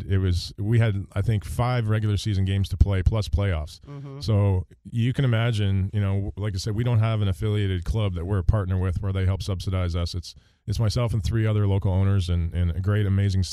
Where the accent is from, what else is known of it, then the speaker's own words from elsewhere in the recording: Canada; moved away; the sport that we grew up with in Canada